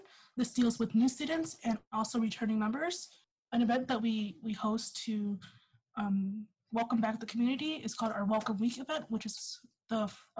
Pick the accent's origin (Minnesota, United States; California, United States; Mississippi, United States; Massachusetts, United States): California, United States; Orange County; I'm a fourth year bioengineering student. I'm from Orange County, California.